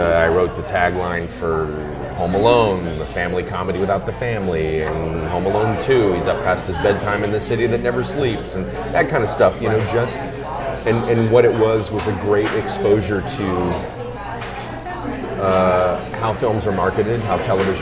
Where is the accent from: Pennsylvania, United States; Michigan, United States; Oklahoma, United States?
Oklahoma, United States; Tulsa; moved away as an adult; Francis Ford Coppola, who directed the film The Outsiders there in my hometown.